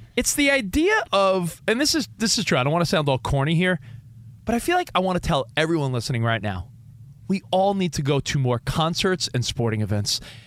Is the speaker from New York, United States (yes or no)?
yes; New York, United States; I am from New York